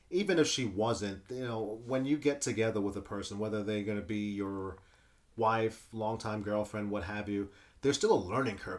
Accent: United States; as an American man

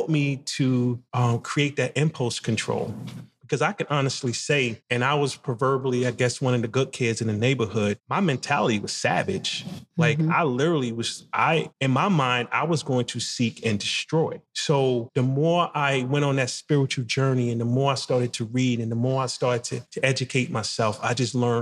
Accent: Jersey City, New Jersey, United States; also born or lived in Spartanburg, South Carolina; growing up in Jersey City and the part where I grew up

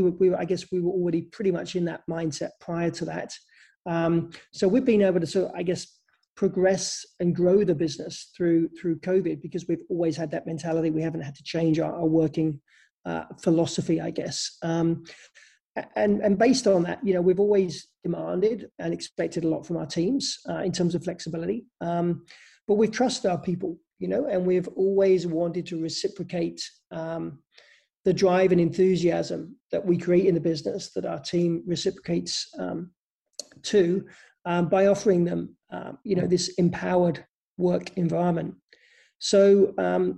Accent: England, United Kingdom; moved away; I come from England originally

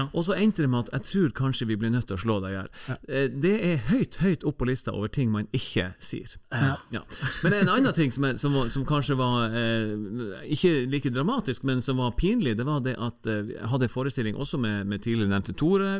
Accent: Tromsø, Troms, Norway; vi er nordlendinger og, og tromsøværinger

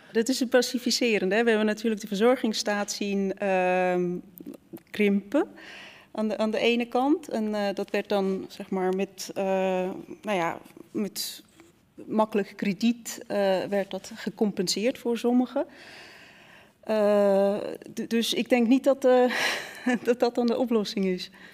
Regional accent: Switzerland; now in Netherlands; ik kom oorspronkelijk uit Zwitserland. En toen ik naar Nederland kwam

